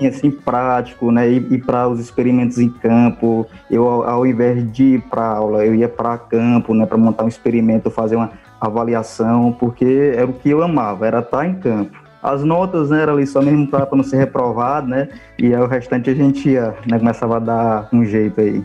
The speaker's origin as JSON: {"language": "Portuguese", "town": "Russas", "region": "Ceará", "country": "Brazil", "tie": "born or raised there", "said": "Eu sou de Russas, né? Eu era de um sítio"}